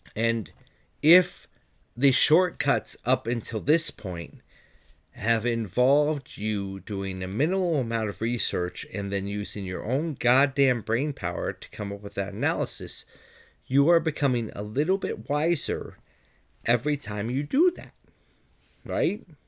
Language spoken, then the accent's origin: English; United States; I'm an American